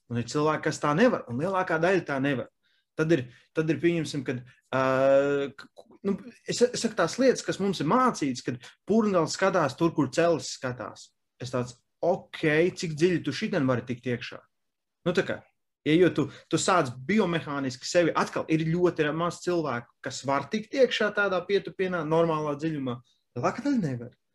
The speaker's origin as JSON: {"language": "Latvian", "country": "Latvia", "said": "mēs esam latvieši"}